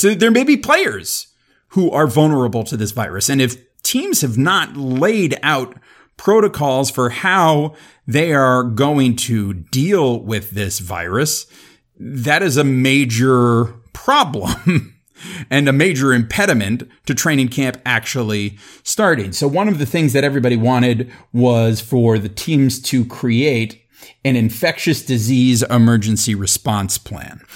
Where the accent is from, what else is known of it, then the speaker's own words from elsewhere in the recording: South Florida, United States; growing up in South Florida in the eighties, and early nineties